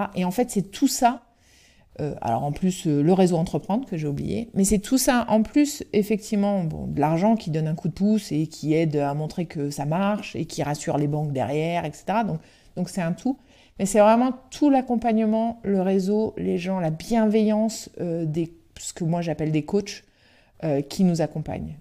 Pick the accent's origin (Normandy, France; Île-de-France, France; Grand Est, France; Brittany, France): Brittany, France; on est breton